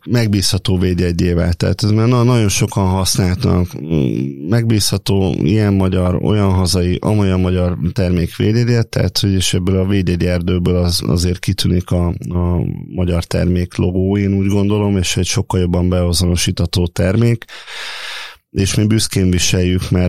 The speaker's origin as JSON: {"language": "Hungarian", "town": "Gyermely", "region": "Komárom-Esztergom", "country": "Hungary", "said": "Igen, én, én gyermei származású vagyok, tehát a az anyai és az apai nagyszüleim is a szövetkezetbe dolgoztak, a szüleim is ott dolgoztak"}